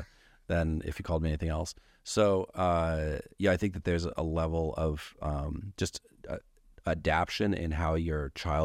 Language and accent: English; Ketchikan, Alaska, United States; born there; I was born in Ketchikan, Alaska, and if you meet someone else born there, I probably know them, actually.